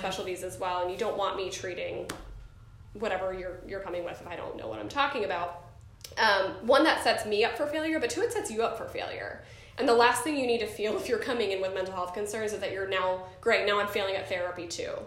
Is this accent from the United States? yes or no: yes; New Jersey, United States; I was born in New Jersey.